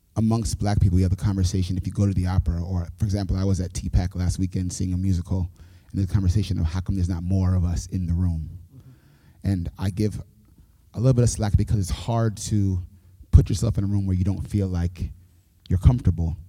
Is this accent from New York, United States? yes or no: yes; New York City, New York, United States; moved away as an adult; now in Nashville, United States; born and raised in New York City